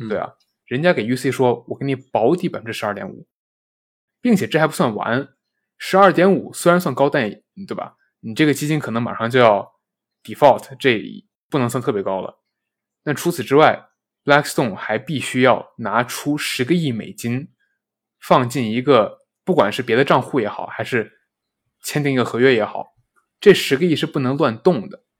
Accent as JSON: {"language": "Chinese", "country": "China", "said": "我们中国人"}